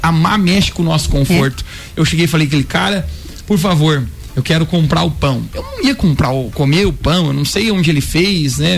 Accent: Lages, Santa Catarina, Brazil; also born or lived in France / Rio de Janeiro / Balneário Camboriú; Eu sou lagiano

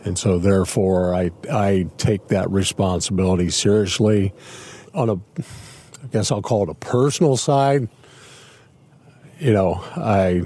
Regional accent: Clinton County, Indiana, United States; moved away as an adult; now in Carroll County, United States; Actually, I grew up in Clinton County, the next county south of us here

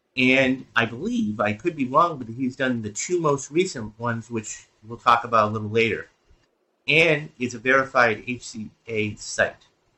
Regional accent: Boston, Massachusetts, United States; I'm from Boston myself

